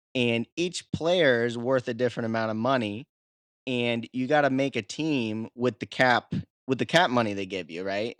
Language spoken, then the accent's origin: English; the Midwest, Iowa, United States; moved away as an adult; now in Catskill Mountains, New York, United States; I'm from the Midwest, but, uh, when I moved out east